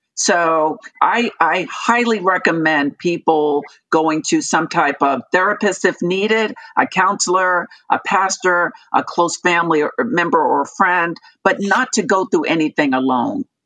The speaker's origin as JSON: {"language": "English", "area": "Long Island", "region": "New York", "country": "United States", "tie": "born or raised there", "also_born_or_lived": "Okinawa, Japan / California / South Carolina", "moved": "as an adult", "said": "I was born and raised in New York, Long Island, New York"}